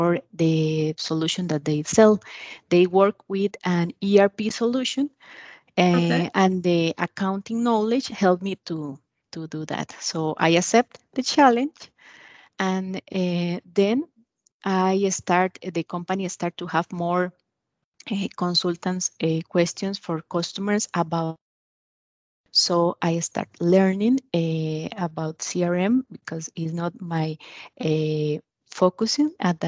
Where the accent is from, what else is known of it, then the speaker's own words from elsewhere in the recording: Costa Rica; I am from Costa Rica.